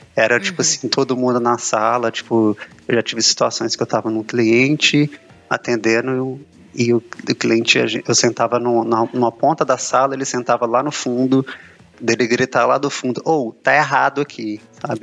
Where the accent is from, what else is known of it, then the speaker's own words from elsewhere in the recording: Belo Horizonte, Minas Gerais, Brazil; tenho 32 anos, sou de Belo Horizonte